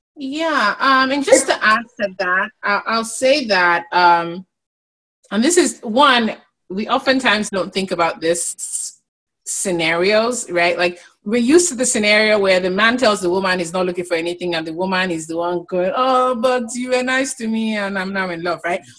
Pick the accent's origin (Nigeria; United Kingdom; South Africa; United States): Nigeria; as a Nigerian woman